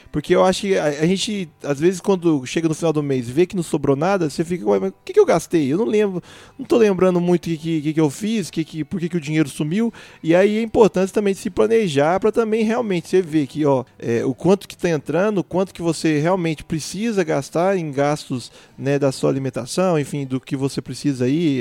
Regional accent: Divinópolis, Minas Gerais, Brazil; moved away as an adult; now in Itajubá, Brazil; na verdade não sou de Itajubá, sou de Divinópolis

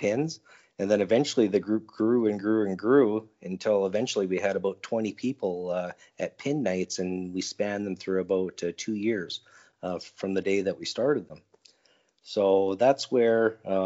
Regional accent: Edmonton, Alberta, Canada; I'm from Edmonton, Alberta, Canada.

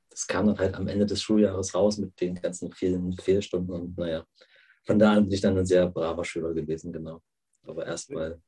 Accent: Germany; ich bin ja in der DDR aufgewachsen

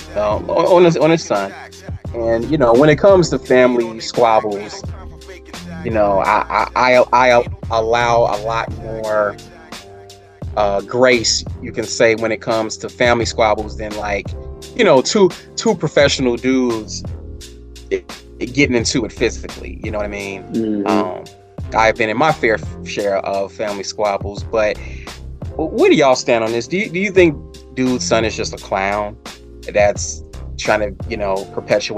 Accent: Chicago, Illinois, United States; growing up on the south side of Chicago

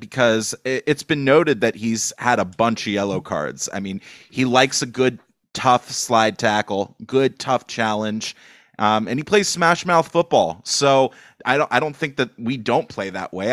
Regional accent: Los Angeles, California, United States; I'm from Los Angeles

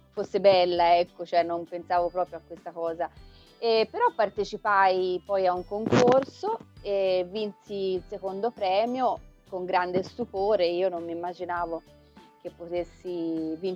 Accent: Florence, Tuscany, Italy; now in Valdarno, Italy; Io sono fiorentina, diciamo sì, proprio di origine fiorentina, poi vabbè ultimamente mi sono trasferita un po' in campagna, nella zona del Valdarno, ma sono fiorentina

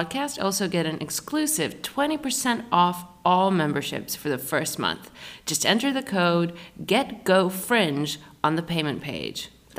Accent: United Kingdom; Because we're British actually people just assholes.

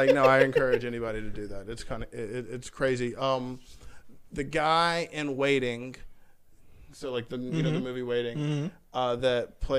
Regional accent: Homewood, United States; Like I grew up in Homewood.

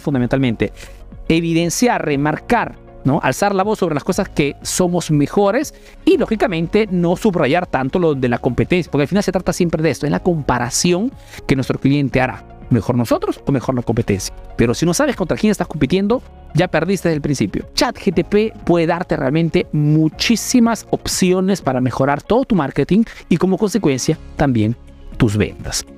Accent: Peru; now in Italy; soy un emprendedor peruano que vive hace negocio en Italia, en Europa principalmente

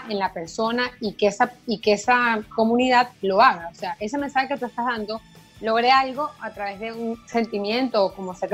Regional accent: Venezuela; now in Buenos Aires, Argentina; una de las cosas que yo pensé cuando me fui de Venezuela es, sí, me encanta el periodismo, es un área muy linda, fue la que por un poco tiempo pude experimentar cuando estuve en Venezuela

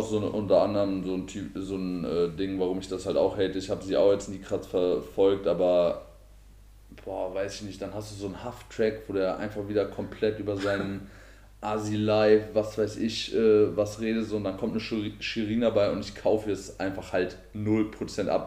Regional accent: Marburg, Hesse, Germany; ich komme aus äh, Marburg, aus Hessen

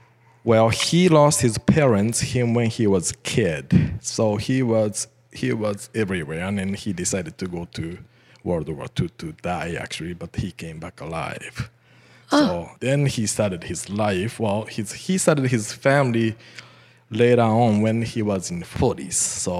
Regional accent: Tokyo, Japan; English is a second language; moved away as an adult; now in Canada; I was born in Tokyo, raised in Tokyo, right in Tokyo downtown.

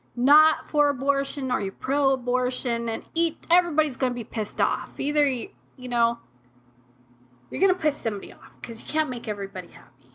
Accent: United States; I was born in America. I was raised in America

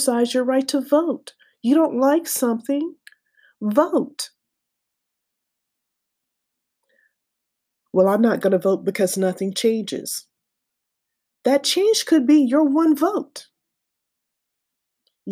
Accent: United States; as an American citizen

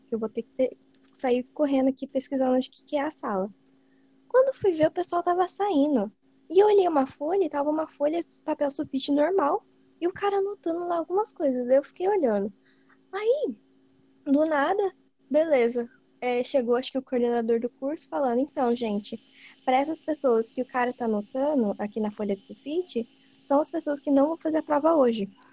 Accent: São Paulo, Brazil; eu não sou daqui, eu sou de São Paulo

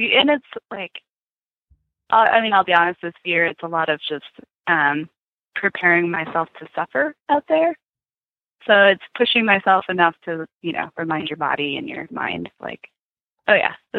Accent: Arizona, United States; I'm from Arizona

